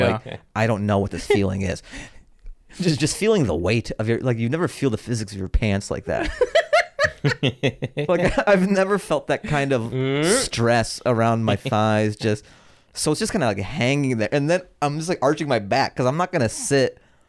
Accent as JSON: {"language": "English", "town": "Seattle", "region": "Washington", "country": "United States", "said": "So I pull over, and then I go to a gas station because I'm from Seattle, and like this is what you do."}